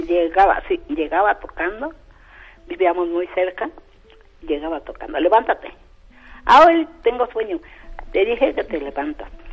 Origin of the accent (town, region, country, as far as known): Sierra Negra de Puebla, Mexico; born or raised there; moved away